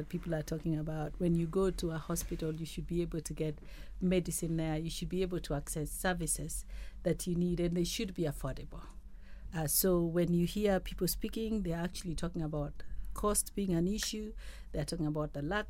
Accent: Kenya; as a Kenyan

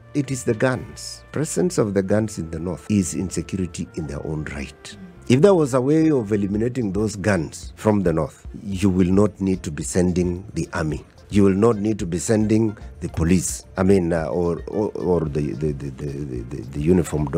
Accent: Kenya; I am a Kenyan

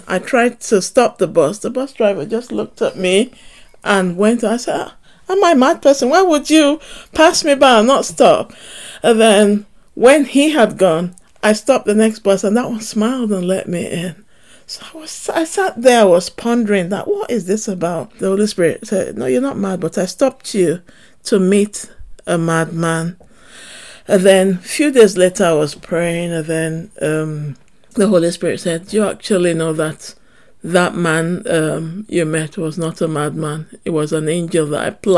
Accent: Nigeria; now in Manchester, United Kingdom; Growing up in Nigeria

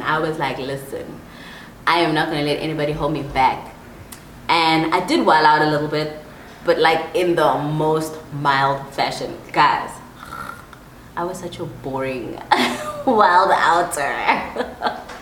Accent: Empangeni, KwaZulu-Natal, South Africa; also born or lived in Pretoria, South Africa / Johannesburg, South Africa; now in Nairobi, Kenya; Then we moved to KwaZulu Natal as a family, and I spent the rest of my teenage years, my young, like preteen and teenage years, in Empangeni, a very small town on the coast of um, KwaZulu Natal.

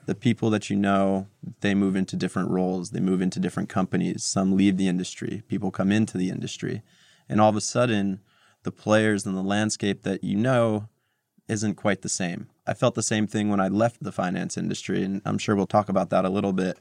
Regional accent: Montclair, New Jersey, United States; moved away as an adult; also born or lived in Moscow, Russia / New York City; now in New York, United States; I grew up in New Jersey, not too far from New York, in a town called Montclair, about thirty minutes west of the city

